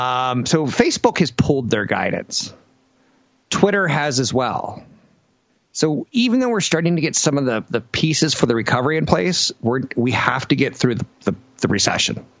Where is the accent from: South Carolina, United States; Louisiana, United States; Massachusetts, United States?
Louisiana, United States; I'm from Louisiana